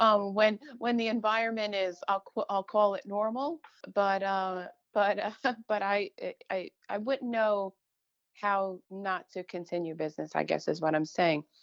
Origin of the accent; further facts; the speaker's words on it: Long Island, New York, United States; I grew up on Long Island, a typical middle class neighborhood